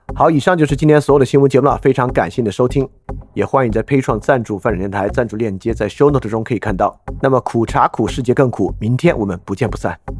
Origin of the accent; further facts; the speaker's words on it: China; 作为一个中国人